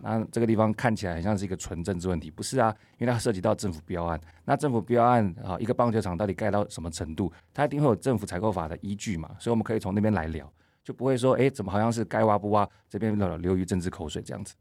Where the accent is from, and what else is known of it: Taiwan